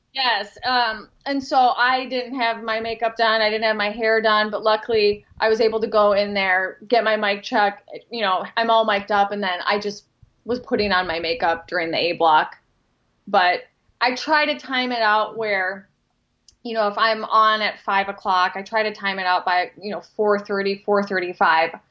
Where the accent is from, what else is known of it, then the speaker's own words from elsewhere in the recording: Minnesota, United States; also born or lived in Knoxville / Rochester; I'm from Minnesota